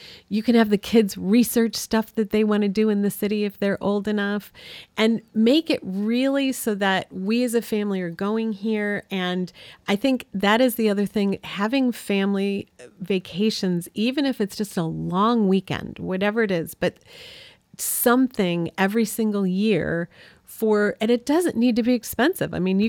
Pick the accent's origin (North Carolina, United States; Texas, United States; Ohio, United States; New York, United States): New York, United States; where we grew up on Cayuga Lake in upstate New York, you know, we wanted them to understand how we grew up and to see our town